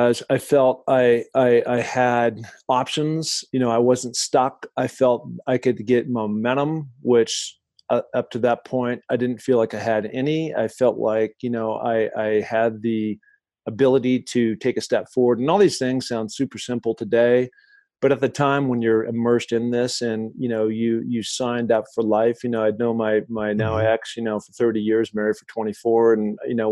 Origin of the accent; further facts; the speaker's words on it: Seattle, Washington, United States; growing up in Seattle